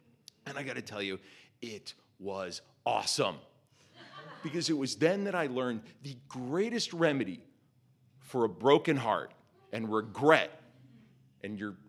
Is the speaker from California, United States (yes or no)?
yes; Los Angeles, California, United States; And I'm from Los Angeles.